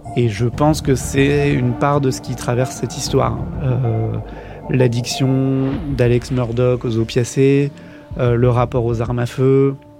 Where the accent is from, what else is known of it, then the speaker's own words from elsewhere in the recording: France; en tant que Français